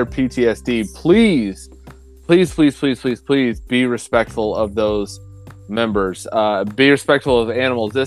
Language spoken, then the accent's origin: English; rural Oklahoma, United States; moved away; I'm out in Oklahoma, growing up in rural Oklahoma